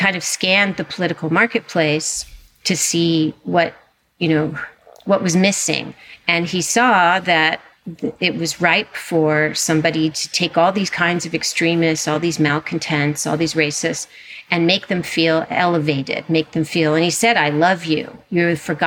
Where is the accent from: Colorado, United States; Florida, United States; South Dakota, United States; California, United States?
California, United States; Southern; I grew up in California, in Southern California, at a beach town